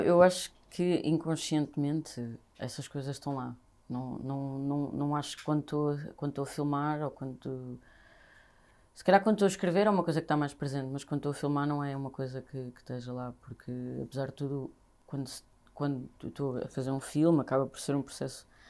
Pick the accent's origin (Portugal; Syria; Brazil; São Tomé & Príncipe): Portugal; Vila Franca de Xira, Lisbon; now in Lisbon, Portugal; nasci e cresci em Vila Franca de Xira